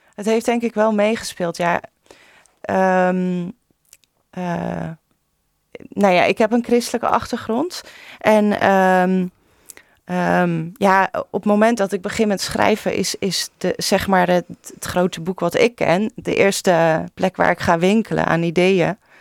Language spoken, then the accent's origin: Dutch; Vlaardingen, South Holland, Netherlands; also born or lived in Maassluis; ik ben zelf opgegroeid in Vlaardingen en mijn sluis.